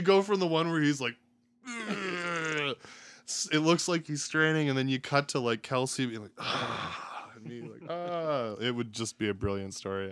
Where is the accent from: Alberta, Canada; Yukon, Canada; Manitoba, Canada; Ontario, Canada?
Alberta, Canada; Strathmore; moved away as an adult; also born or lived in British Columbia / California / Camrose, Alberta; now in Edmonton, Canada; I grew up outside of Calgary, so Strathmore area, couple years I lived in B C, one year I lived in California, but most of my life was spent in the surrounding area of Calgary.